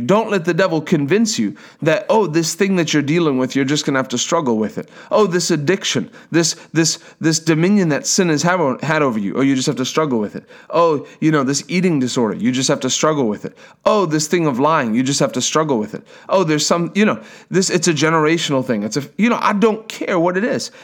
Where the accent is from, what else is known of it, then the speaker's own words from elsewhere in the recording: South Africa; I'm from South Africa